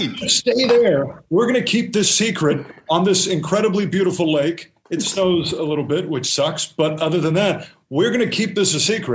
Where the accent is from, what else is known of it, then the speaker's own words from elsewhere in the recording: California, United States; moved away as an adult; also born or lived in Western New York; now in Lakewood, United States; You already outed me as a California native